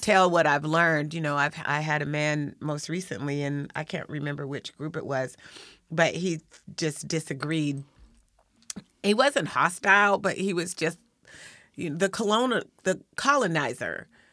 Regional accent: Lakewood, Washington, United States; I'm from, well, really, I'm from Lakewood

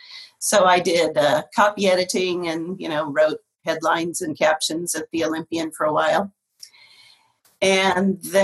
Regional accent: Portland, Oregon, United States; moved away as an adult; also born or lived in Cheyenne, Wyoming / Denver, Colorado / Santa Maria, California / Des Moines, Washington; now in East Pierce County, United States; I am from Portland originally, and I lived there through my high school years, so born and raised.

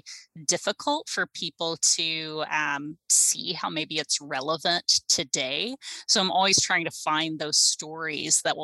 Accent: South Carolina, United States; also born or lived in Illinois; now in Tacoma, United States; I am originally from South Carolina, so I am a long way from home, but I moved to Tacoma from Illinois

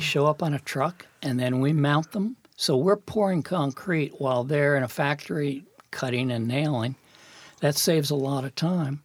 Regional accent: New York City, New York, United States; I was born in Brooklyn, New York

